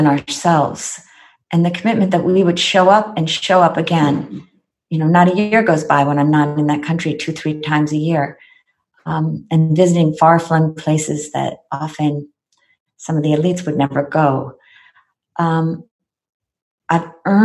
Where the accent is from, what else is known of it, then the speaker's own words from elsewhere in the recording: United States; I am American